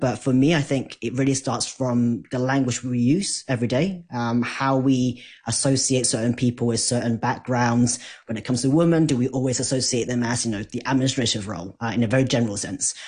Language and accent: English; Hong Kong; I'm Asian, I'm from Hong Kong